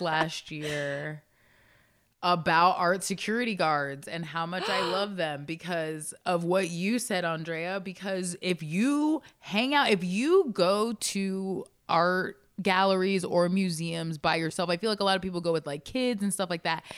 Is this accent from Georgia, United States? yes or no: no; Baltimore, Maryland, United States; I was born in Baltimore